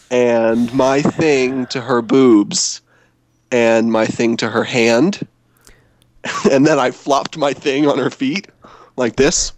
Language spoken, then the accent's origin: English; the South, United States; I grew up in the South.